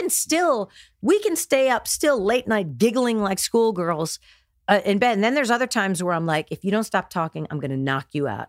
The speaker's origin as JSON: {"language": "English", "region": "New Jersey", "country": "United States", "tie": "born or raised there", "also_born_or_lived": "Houston, Texas", "said": "born and raised in New Jersey."}